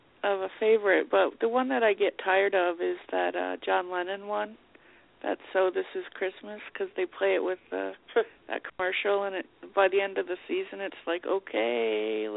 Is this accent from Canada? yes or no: yes; Canada; As a Canadian, I'm obligated to care.